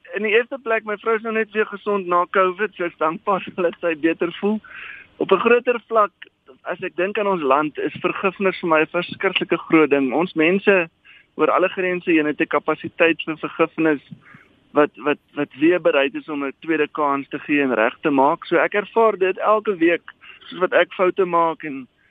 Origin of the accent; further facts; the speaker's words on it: South Africa; also born or lived in Johannesburg; as 'n Afrikaner